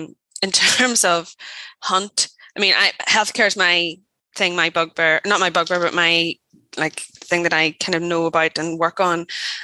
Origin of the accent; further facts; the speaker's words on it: Ireland; because the UK is me and I'm Irish. So yeah.